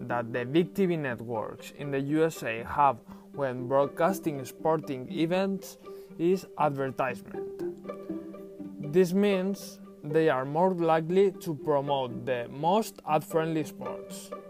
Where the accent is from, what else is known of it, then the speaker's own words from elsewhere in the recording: Valencia, Valencian Community, Spain; English is a second language; I'm from Spain, from a warm city on the Mediterranean coast called Valencia.